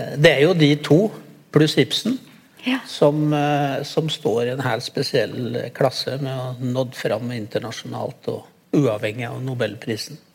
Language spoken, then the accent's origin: Norwegian; a village neighbouring Sel, Gudbrandsdalen, Innlandet, Norway; jeg vokste jo opp i nabobygda til Sel, da.